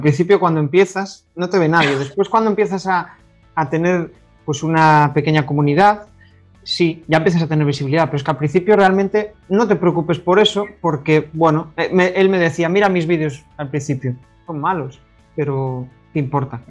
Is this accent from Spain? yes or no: yes; Galicia, Spain; como buen gallego